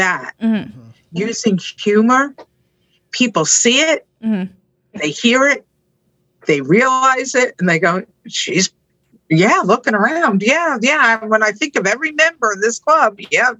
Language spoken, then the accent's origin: English; Jersey City, New Jersey, United States; I grew up in Jersey City.